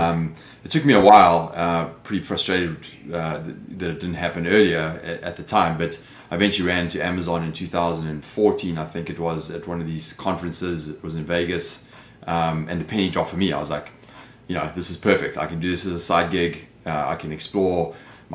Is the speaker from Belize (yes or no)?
no; South Africa; moved away as an adult; also born or lived in London, United Kingdom; now in Los Angeles, United States; You can hear by the accent, I'm clearly not from Los Angeles, but that's where I live. I've been here since 2006, originally from South Africa.